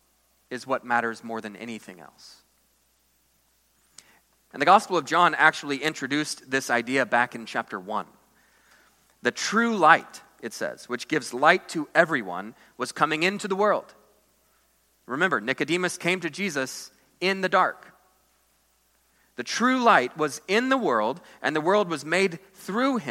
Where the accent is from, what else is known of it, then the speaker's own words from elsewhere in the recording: United States; American Christians